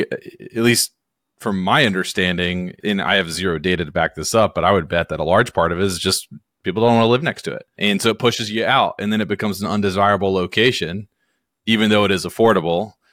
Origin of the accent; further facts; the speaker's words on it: Hickory, North Carolina, United States; I'm from Hickory, North Carolina